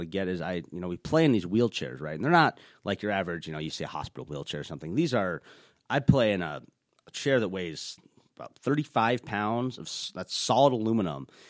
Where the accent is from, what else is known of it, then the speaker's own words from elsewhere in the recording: Minnesota, United States; I was born here in Minnesota